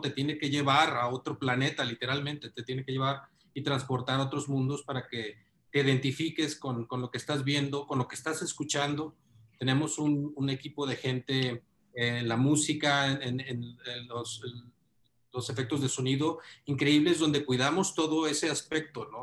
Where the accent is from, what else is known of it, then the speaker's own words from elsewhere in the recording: Mexico; todos somos mexicanos